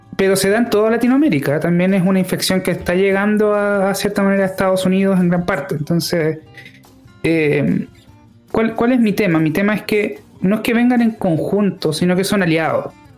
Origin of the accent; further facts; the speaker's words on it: Chile; lo que somos como, como, como sociedad chilena